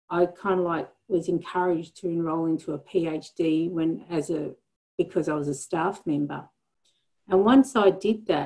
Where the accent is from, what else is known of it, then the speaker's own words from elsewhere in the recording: Melbourne, Victoria, Australia; I grew up in the Melbourne northern suburbs